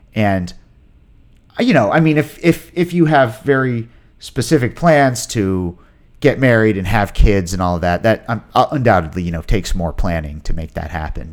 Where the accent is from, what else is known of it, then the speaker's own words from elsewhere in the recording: Ashland, Virginia, United States; moved away as an adult; also born or lived in New York; being back in my hometown that I only really knew from a kid's point of view